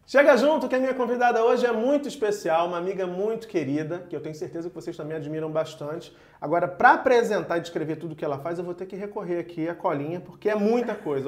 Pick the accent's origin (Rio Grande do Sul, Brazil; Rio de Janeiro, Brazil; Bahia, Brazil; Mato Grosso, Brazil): Rio de Janeiro, Brazil; eu sou de Realengo também, na Zona Oeste aqui do Rio